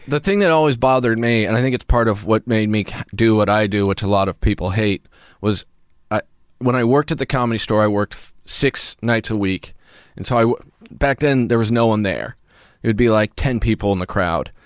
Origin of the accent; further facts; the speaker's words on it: Kansas, United States; moved away as an adult; also born or lived in Santa Fe, New Mexico; I'm from the suburbs of Kansas